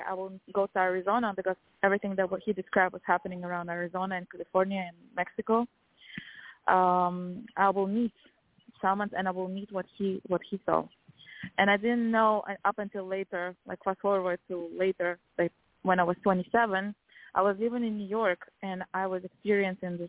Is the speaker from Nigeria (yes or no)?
no; Kazakhstan; I'm from Kazakhstan